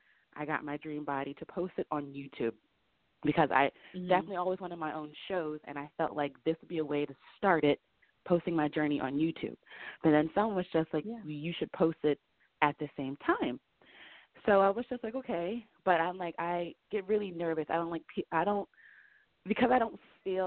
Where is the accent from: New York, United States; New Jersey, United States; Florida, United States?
New Jersey, United States; I'm from New Jersey.